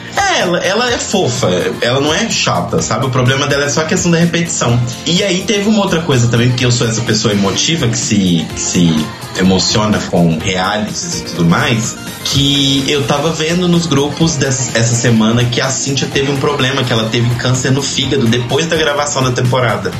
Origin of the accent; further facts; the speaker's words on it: Belo Horizonte, Minas Gerais, Brazil; de Belo Horizonte, minha cidade natal